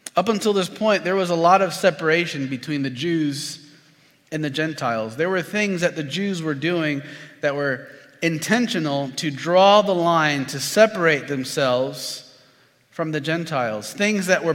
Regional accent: Florida, United States; I'm from Florida

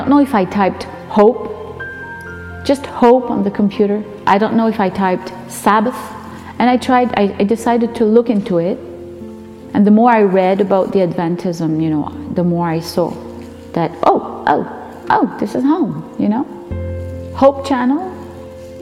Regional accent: Notre-Dame-des-Érables, New Brunswick, Canada; now in Saint-Quentin, Canada; I was born in Notre-Dame-des-Érables, which is a very small French, Acadian French village in northern New Brunswick, Canada. And now I live in Saint-Quentin, in the west part of New Brunswick, Canada. I grew up in a Catholic home on a farm

